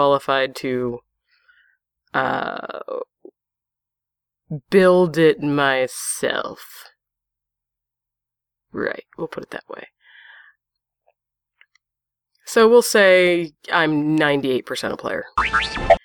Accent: Pennsylvania, United States; I'm from Pennsylvania. Predominantly, that's where I've come to claim

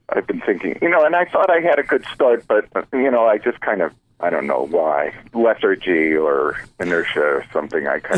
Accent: Los Angeles, California, United States; I grew up in Los Angeles

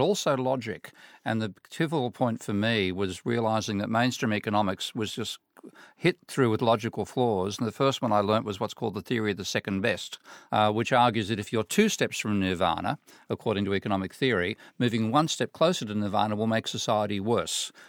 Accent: Sydney, New South Wales, Australia; I'm from Australia, from Sydney

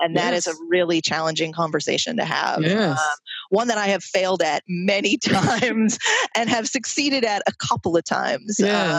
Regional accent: Troy, United States; specifically in this community of folks who live in a residential YWCA in my hometown in Troy.

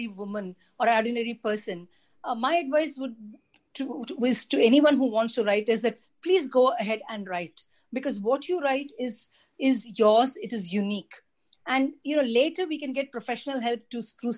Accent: Delhi, India; I grew up in Delhi

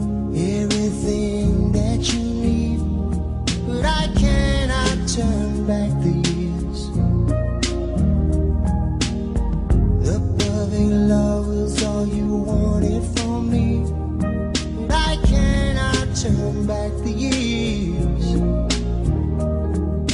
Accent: New York City, New York, United States; also born or lived in St Leonards-on-Sea, England; So we came over to the United States, to New York, in the same neighborhood that Dee and his brothers were living in.

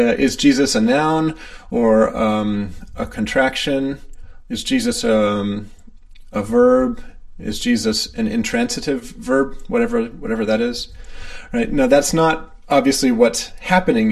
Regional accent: Maine, United States; I'm the one from Maine

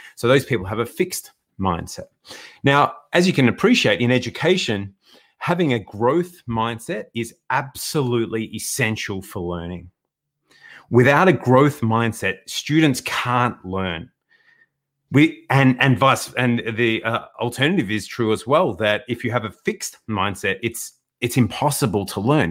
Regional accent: Melbourne, Victoria, Australia; born and bred in Melbourne.

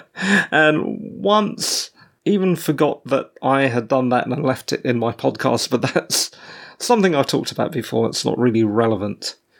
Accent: England, United Kingdom; As an English person, I was born after the Queen. My parents moved here to the U K as British subjects, pre-Mauritian independence

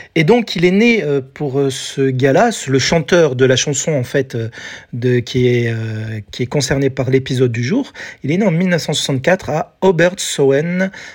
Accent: France; en France, chez nous

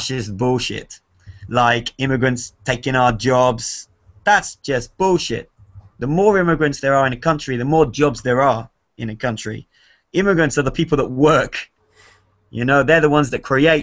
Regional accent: Wales, United Kingdom; now in France; I grew up in Wales

